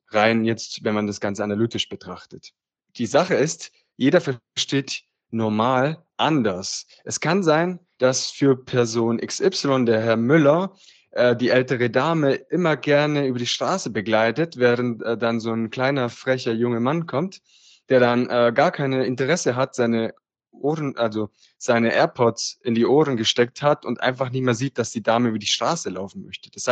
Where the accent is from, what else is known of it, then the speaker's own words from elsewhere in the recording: Apulia, Italy; now in Germany; wohne im Süden Deutschlands und wie Nico schon gesagt hat, komme ich ursprünglich aus Italien her, aus dem schönen Apulien.